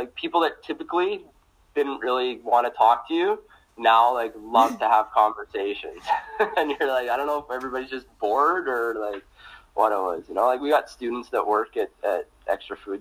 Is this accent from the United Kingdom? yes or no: no; Stony Plain, Alberta, Canada; moved away as an adult; now in St. Paul, Canada; growing up in Stony Plain